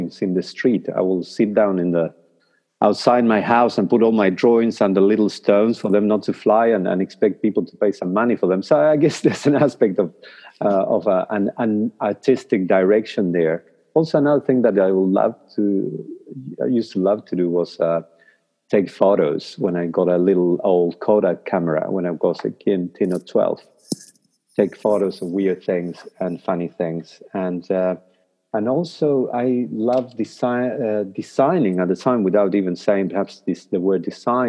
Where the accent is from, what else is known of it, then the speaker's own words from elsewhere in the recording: Paraná, Entre Ríos, Argentina; first language Spanish; English is a second language; moved away as an adult; now in New Zealand; when I was a kid in my hometown in Paraná, in Argentina